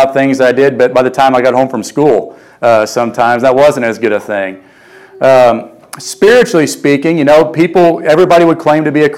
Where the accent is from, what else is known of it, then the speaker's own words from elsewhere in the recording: Vienna, Illinois, United States; now in Carbondale, United States; I grew up in Vienna, Illinois.